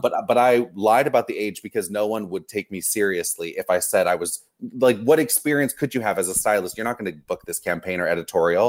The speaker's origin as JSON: {"language": "English", "town": "Los Angeles", "region": "California", "country": "United States", "tie": "born or raised there", "also_born_or_lived": "Orange County", "said": "I grew up here in Los Angeles, okay. Orange County, LA. I was always, I, I was always here as a kid"}